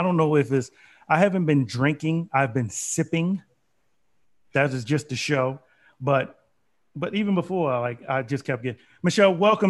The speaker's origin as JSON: {"language": "English", "town": "Baltimore", "region": "Maryland", "country": "United States", "moved": "yes", "lives_now": "Raleigh, United States", "said": "I will never be able to say I'm from Raleigh, North Carolina, because I isn't. I will never be from Raleigh. This is where I live. I'm from Baltimore."}